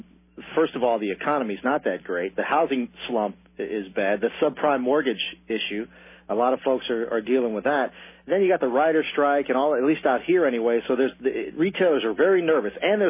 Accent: Cincinnati, Ohio, United States; moved away; I grew up in Cincinnati

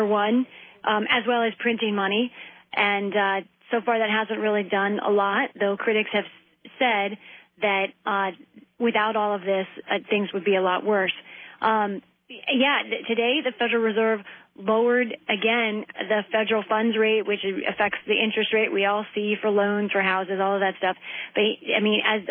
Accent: the South, United States; I am from the South

